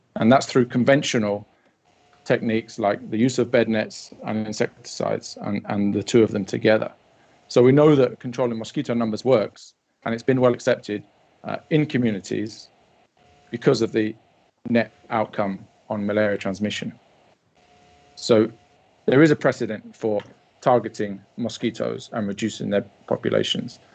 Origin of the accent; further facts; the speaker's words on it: Wellingborough, East Midlands, United Kingdom; I stayed in Wellingborough, my hometown